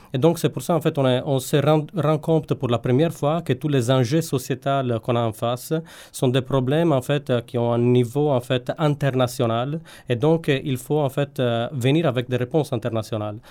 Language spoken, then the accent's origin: French; Sardinia, Italy; French is a second language; moved away; also born or lived in Turin / Paris; je viens de Sardaigne